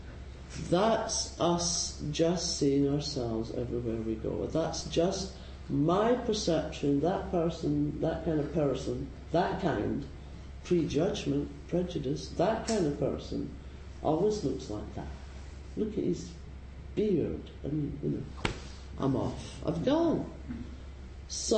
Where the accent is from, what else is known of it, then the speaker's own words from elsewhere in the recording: Scotland, United Kingdom; now in San Francisco, United States; I'm Scottish